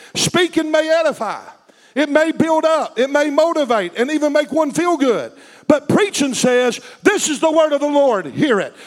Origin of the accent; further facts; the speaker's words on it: United States; We in America have lived in, a t- lived in a time when being an American made one feel like a Christian automatically